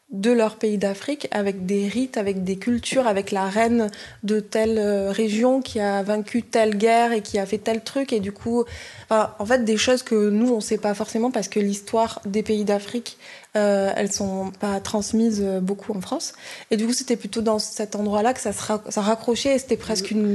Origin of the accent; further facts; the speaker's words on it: Edo, Nigeria; French is a second language; Euh, dans mon pays, euh, je viens de Edo State, au Nigeria. On a des histoires euh, très anciennes et des traditions.